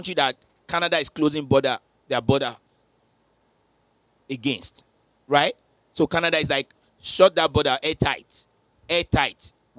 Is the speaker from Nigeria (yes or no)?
yes; Nigeria; As a Nigerian sister, designing it.